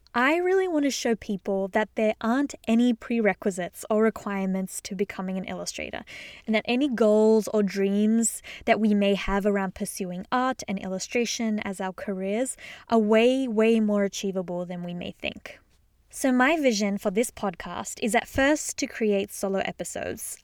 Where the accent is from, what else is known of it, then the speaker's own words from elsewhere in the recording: Australia; moved away as an adult; also born or lived in Sydney, Australia; now in Boston, United States; I am originally from Australia, which you may or may not have gathered from my accent.